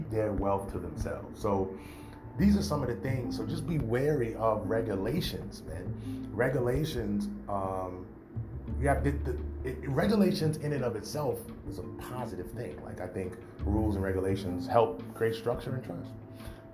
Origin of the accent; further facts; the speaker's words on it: New York, United States; I'm from New York